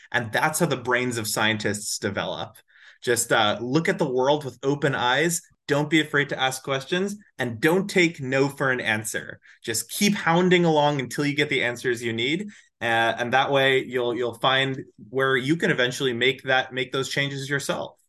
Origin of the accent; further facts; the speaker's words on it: Edison, New Jersey, United States; moved away as an adult; also born or lived in Atlanta, Georgia; now in Massachusetts, United States; I grew up in Edison, New Jersey